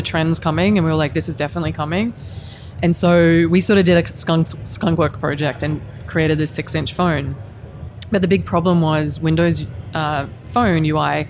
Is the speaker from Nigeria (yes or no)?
no; Queensland, Australia; moved away as an adult; also born or lived in Helsinki, Finland; I'm from Queensland